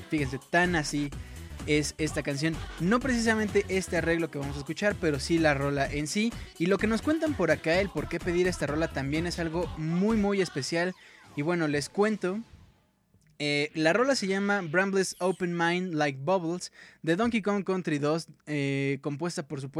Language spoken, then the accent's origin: Spanish; Morelos, Mexico; now in Medellín, Colombia; Originalmente soy de Morelos, solo que ahora los mando saludar desde Medellín, Colombia.